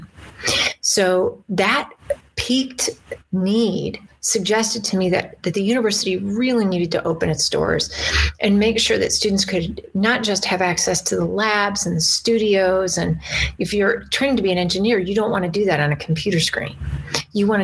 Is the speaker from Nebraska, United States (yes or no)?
no; Green River, Wyoming, United States; now in Idaho, United States; I grew up in Green River